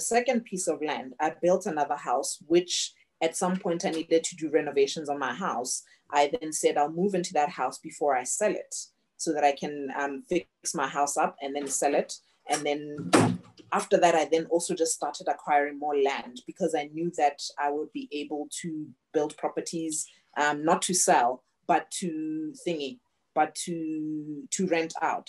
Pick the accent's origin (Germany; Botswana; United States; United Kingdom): Botswana; moved away as an adult; also born or lived in Canada / Australia; I was born and raised in Botswana